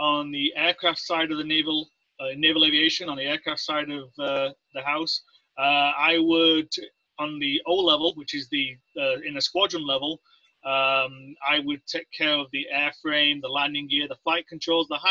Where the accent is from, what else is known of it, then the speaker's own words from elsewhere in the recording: Leeds, Yorkshire and the Humber, United Kingdom; moved away as an adult; also born or lived in West Valley, Utah; now in United States; I grew up in Northern England, in a town in Northern England about, it's called Leeds